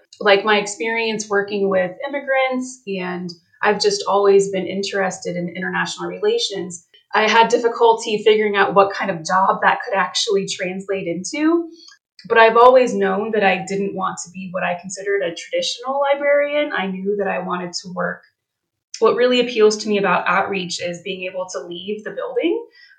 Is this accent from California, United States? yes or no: no; Canton, Ohio, United States; also born or lived in Bluffton / Fort Wayne; now in Westerville, United States; I'm actually originally from Northern Ohio. I was born in Canton, but I have also lived in Bluffton, Ohio.